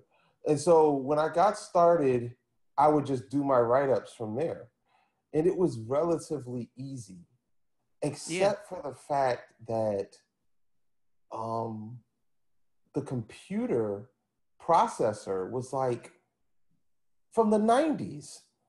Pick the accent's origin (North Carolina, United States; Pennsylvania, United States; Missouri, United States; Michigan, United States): Pennsylvania, United States; Philadelphia; Like, I had just gotten this job working in the middle of, like, I'm from Philly, and I got this job working in Princeton, New Jersey.